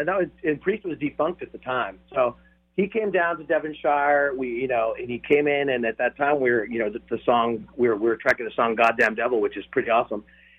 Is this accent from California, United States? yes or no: yes; California, United States; also born or lived in Costa Rica; I flew to California, where it's actually my home state.